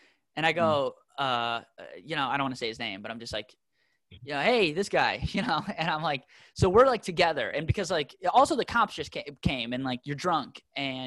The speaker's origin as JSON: {"language": "English", "town": "Minneapolis", "region": "Minnesota", "country": "United States", "tie": "born or raised there", "said": "I grew up in South Minneapolis"}